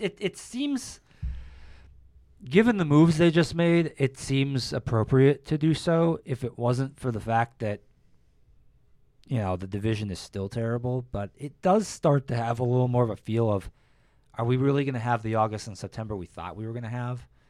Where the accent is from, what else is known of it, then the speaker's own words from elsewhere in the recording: North Ridgeville, Ohio, United States; North Ridgeville, my hometown